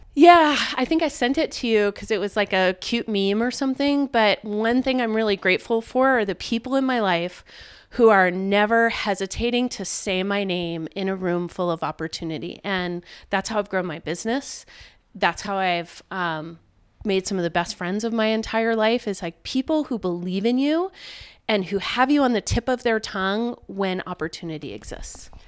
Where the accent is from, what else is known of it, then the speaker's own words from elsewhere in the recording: Richmond, Virginia, United States; now in Montana, United States; I grew up in Richmond, Virginia